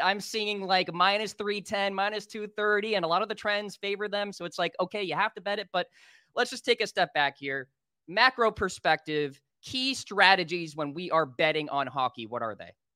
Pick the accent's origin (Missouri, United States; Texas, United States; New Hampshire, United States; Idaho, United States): New Hampshire, United States; I'm from New Hampshire